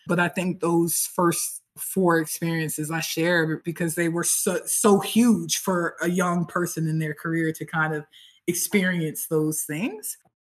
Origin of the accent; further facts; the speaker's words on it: Tampa, Florida, United States; moved away as an adult; now in Alicante, Spain; So I am from the United States, uh, actually from from Tampa, Florida